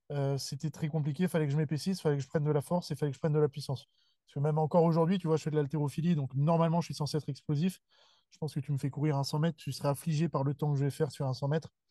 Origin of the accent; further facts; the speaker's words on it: Seine-et-Marne, between Melun and Fontainebleau, Île-de-France, France; moved away as an adult; also born or lived in Lille; now in Bordeaux, France; grandi en région parisienne